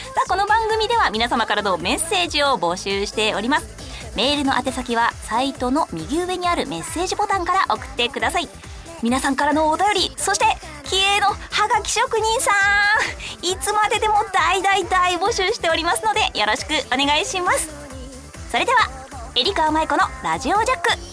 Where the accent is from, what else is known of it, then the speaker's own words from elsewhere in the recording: Saitama, Japan; 私の地元の埼玉県では伊賀まんじゅうって言って